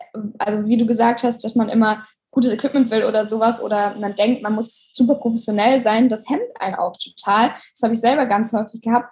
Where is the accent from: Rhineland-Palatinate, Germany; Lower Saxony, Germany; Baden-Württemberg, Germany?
Lower Saxony, Germany; Oldenburg; moved away as an adult; now in Hamburg, Germany; Ich komme ja aus Oldenburg eigentlich